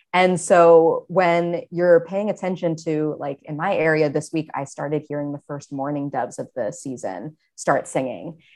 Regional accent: Maine, United States; I grew up in Maine and spent a lot of time outdoors as a kid

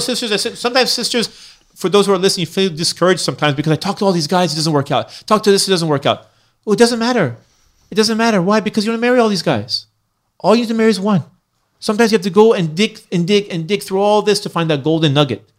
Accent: Iran; now in United States; I was born in Iran. Then I came to America

